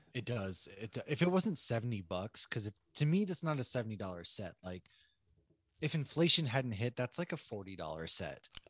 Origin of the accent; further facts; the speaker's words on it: Northeast, United States; moved away; I'm from the Northeast.